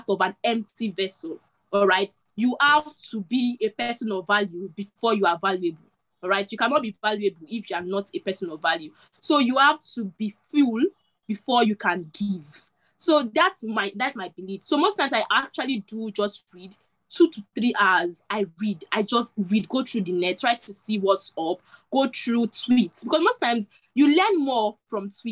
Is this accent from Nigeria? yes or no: yes; Nigeria; I'm a Nigerian